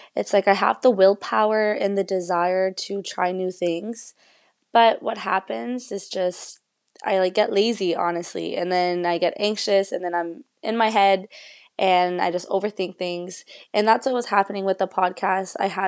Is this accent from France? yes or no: no; England, United Kingdom; even though I'm speaking in English in this, and even though I am English, I've always went to French school.